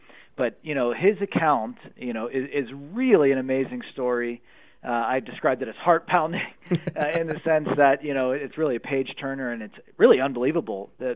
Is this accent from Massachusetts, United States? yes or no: no; Pennsylvania, United States; Pennsylvania, my home state